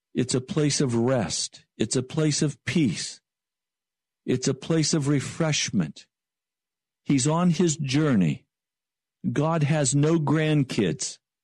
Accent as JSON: {"language": "English", "town": "Denver", "region": "Colorado", "country": "United States", "tie": "born or raised there", "said": "I was born in Denver, Colorado."}